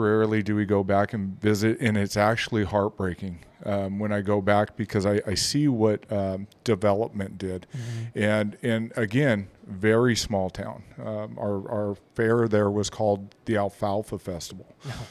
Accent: Quartz Hill, California, United States; now in Roswell, Idaho, United States; I grew up in Quartz Hill, California.

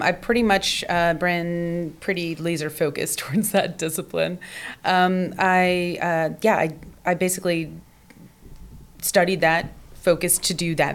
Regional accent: Portsmouth, Virginia, United States; moved away as an adult; also born or lived in Washington, D.C.; now in Los Angeles, United States; I grew up in Portsmouth, Virginia, mm-hmm. in a little southern town.

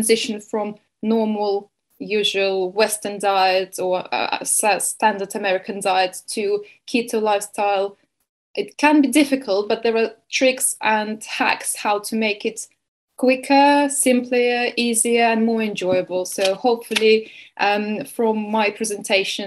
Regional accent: Estonia; moved away as an adult; also born or lived in Bournemouth, England; now in Spain; originally I'm from Estonia

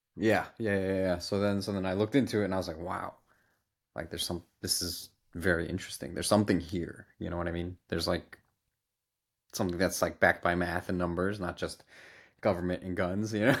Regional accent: United States; we're from America

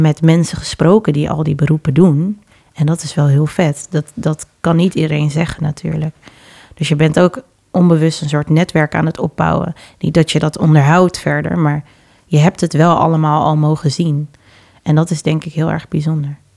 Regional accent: Amsterdam, North Holland, Netherlands; also born or lived in Suriname (parents); ik ben in Amsterdam Oost geboren, negentien zesennegentig, en ben na twee jaar naar Noord verhuisd met mijn ouders. En daar heb ik gewoond totdat ik zestien was ongeveer.

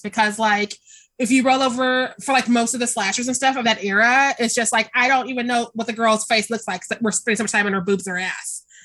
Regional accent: Kansas City, Missouri, United States; I'm from Kansas City.

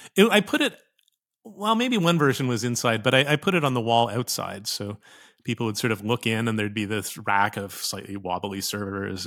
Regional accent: Saskatoon, Saskatchewan, Canada; moved away; I grew up in Saskatoon, Saskatchewan, north of North Dakota

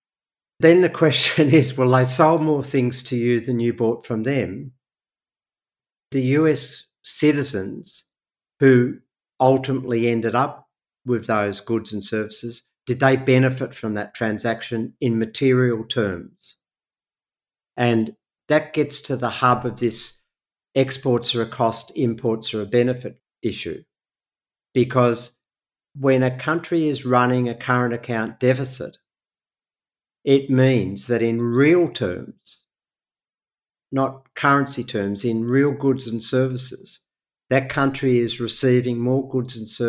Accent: Australia

